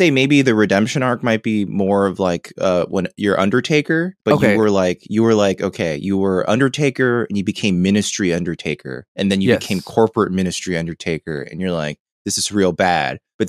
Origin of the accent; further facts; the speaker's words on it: Southern United States, United States; accent: southern; And I'm gonna just speak on the mic like in my southern accent without worrying anymore.